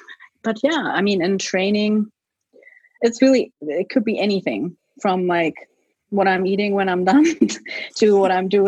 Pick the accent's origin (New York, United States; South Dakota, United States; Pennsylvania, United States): New York, United States; So going into New York, I was like, okay, this is fun. You know, it's my hometown. You know, all my friends are here.